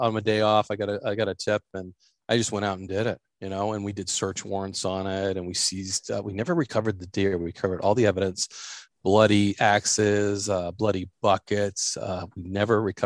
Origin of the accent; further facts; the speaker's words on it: New Hampshire, United States; I ended up getting a job in New Hampshire, my home state